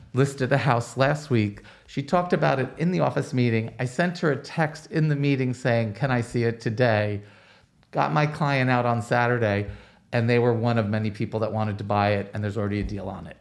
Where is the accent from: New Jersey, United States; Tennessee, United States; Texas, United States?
New Jersey, United States; Roselle Park; up in a little town in New Jersey called Roselle Park